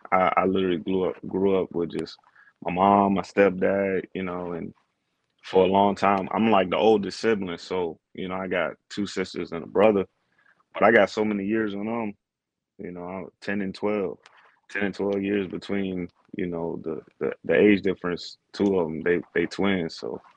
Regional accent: Maryland, United States; also born or lived in Texas; I'm really from a lot of places. I mean, I claim Maryland because that's where I lived the longest, was where I was raised. I was born in Texas, though, you know, moved around a lot.

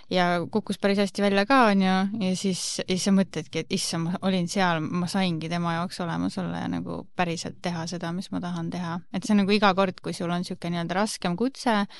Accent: Rapla, Rapla County, Estonia; moved away as an adult; now in Tallinn, Estonia; olen tegelikult Raplast pärit äh,, olen lõpetanud Rapla Ühisgümnaasiumi ja elan, olengi Tallinnas

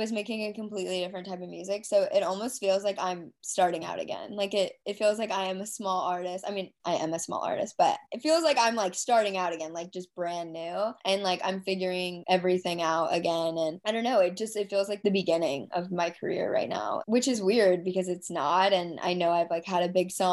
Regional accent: Dallas, Texas, United States; I grew up in Dallas

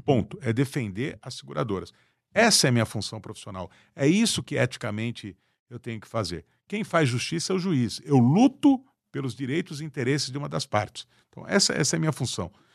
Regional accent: Brazil

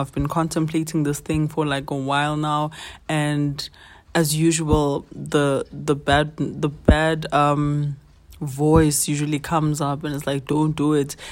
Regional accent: South Africa; as a twenty-five-year-old South African

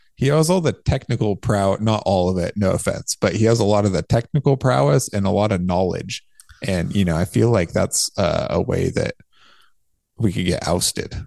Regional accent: California, United States; also born or lived in Santa Barbara, California; I built my house where I grew up, um, outside of town in the country, Oak Woodland

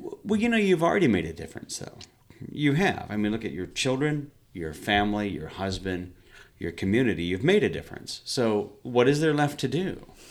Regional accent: Hawk Point, Missouri, United States; I'm from here locally. I'm from a town called Hawk Point. But I, I've been in Sari my whole life.

